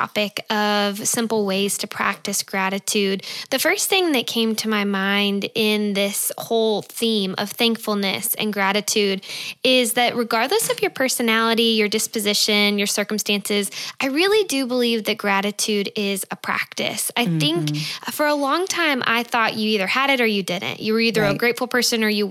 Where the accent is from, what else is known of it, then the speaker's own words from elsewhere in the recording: Georgia, United States; moved away as an adult; also born or lived in California; we are from Georgia. My husband Scott and I both are